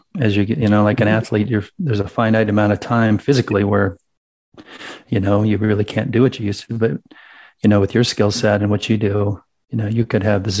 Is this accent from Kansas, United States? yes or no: yes; Kansas, United States; also born or lived in Wisconsin / California; now in Colorado, United States; I grew up in Kansas, lived in Wisconsin and California.